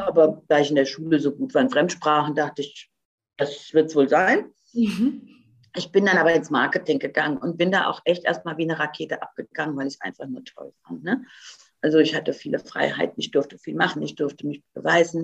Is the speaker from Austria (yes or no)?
no; Croatia; moved away; ich bin ja gebürtige Kroatin